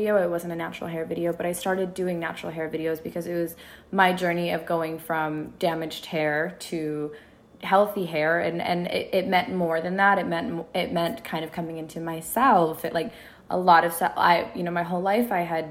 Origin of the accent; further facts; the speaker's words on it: Minneapolis, Minnesota, United States; moved away as an adult; also born or lived in Sudan (ancestry); now in Los Angeles, United States; I was born and raised in Minneapolis. I'm originally Sudanese. I moved to LA a couple of years ago.